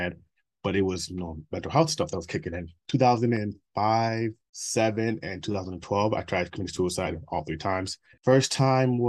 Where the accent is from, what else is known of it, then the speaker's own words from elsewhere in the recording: Minnesota, United States; also born or lived in Nigeria; I grew up in Minnesota